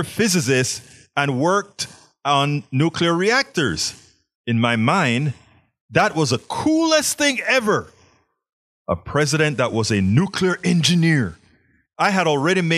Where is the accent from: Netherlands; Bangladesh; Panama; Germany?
Panama; now in Houston, United States; I was always a science nerd growing up in Panama